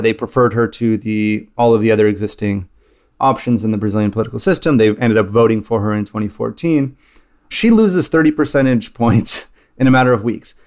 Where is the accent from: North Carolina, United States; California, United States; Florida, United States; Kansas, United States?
California, United States; growing up in California